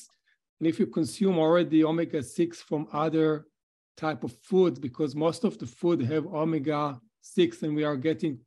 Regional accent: California, United States; from California

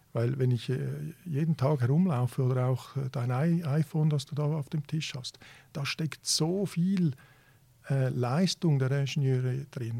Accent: Switzerland; also born or lived in Italy; ich bin ja, ja Italiener und Schweizer

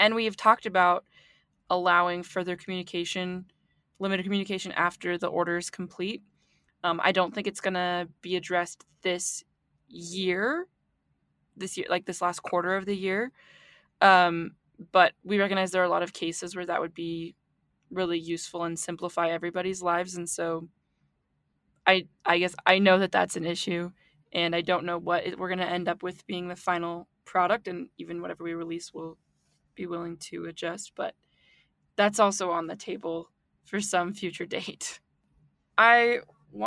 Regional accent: East Coast, United States; I'm from the East Coast also

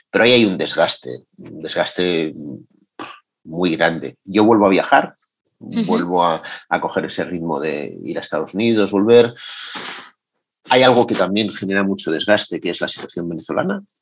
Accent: Madrid, Community of Madrid, Spain; es verdad que decir que soy de Madrid llamándome … con el acento que tengo a día de hoy parece mentira

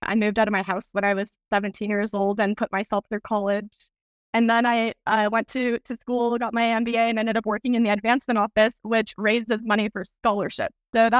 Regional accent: El Paso, Texas, United States; I grew up in El Paso. I studied at University of Texas in El Paso twice.

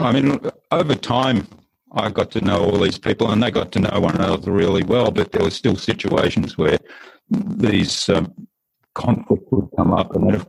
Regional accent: Germany; born there; I was living in Germany. I was born in Germany. So I had an upbringing that was kind of across two cultures.

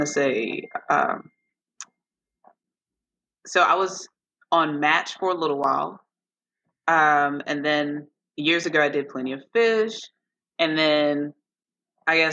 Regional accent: Norfolk, Virginia, United States; I am from Norfolk, Virginia

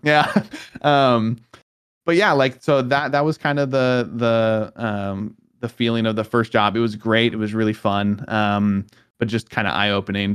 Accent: Southern California, United States; moved away as an adult; also born or lived in Oregon; I was originally from Southern California

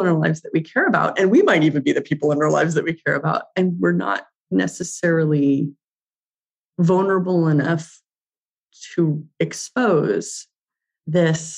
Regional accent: Santa Barbara, California, United States; I grew up in Santa Barbara

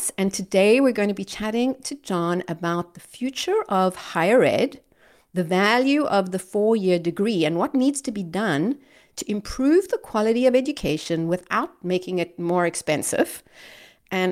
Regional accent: Cape Town, Western Cape, South Africa; Cape Town, which is my hometown.

